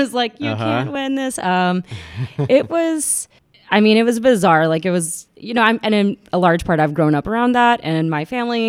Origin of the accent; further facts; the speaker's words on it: Atlanta, Georgia, United States; born there; Yeah, I was born in Atlanta, but my entire family, for the most part, is from.